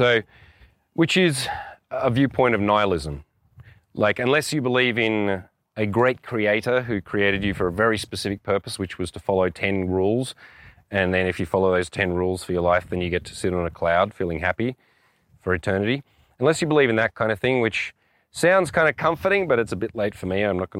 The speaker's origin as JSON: {"language": "English", "country": "Australia", "said": "On one level, I'm an Australian."}